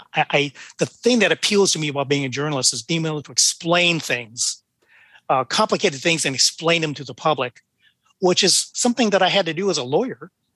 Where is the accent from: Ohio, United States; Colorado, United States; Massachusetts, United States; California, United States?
California, United States; Oakland; I was born in Oakland